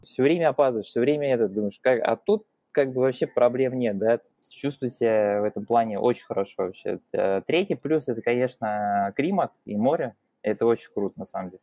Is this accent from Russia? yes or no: yes; Russia; moved away as an adult; also born or lived in Tatarstan; now in Valencia, Spain; я из России